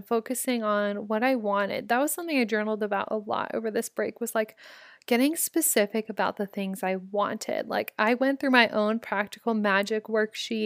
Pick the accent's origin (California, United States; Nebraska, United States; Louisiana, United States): Nebraska, United States; Omaha; Omaha, my hometown